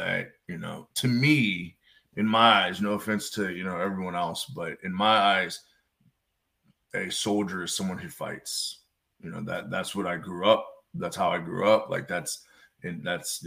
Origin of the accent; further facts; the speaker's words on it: Northern Kentucky, United States; I grew up in Northern Kentucky, right outside of Cincinnati.